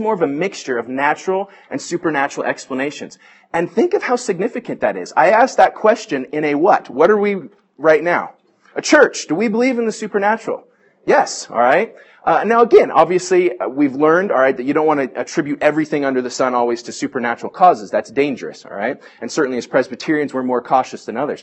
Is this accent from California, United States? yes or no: yes; Bay Area, California, United States; I grew up in the Bay Area